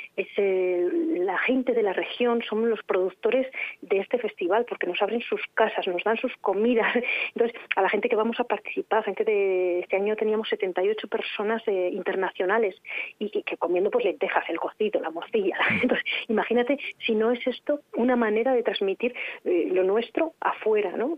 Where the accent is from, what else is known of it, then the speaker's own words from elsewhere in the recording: Arlanza area, Burgos, Castile and León, Spain; somos de Castilla y León, de la creación de, esta zona de la Arlanza, de esta zona de Burgos